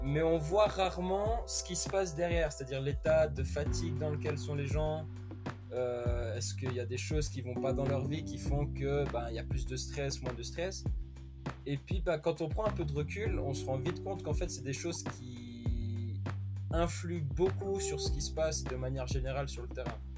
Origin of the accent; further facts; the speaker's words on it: Switzerland; moved away as an adult; also born or lived in West Virginia, United States; j'ai 22 ans, je viens de Suisse